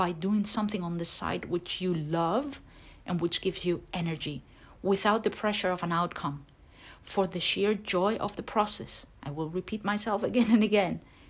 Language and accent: English; Turkey; English is a second language; I have been doing this, but I come from Turkey and I feel tremendous pressure from my family, etc., etc.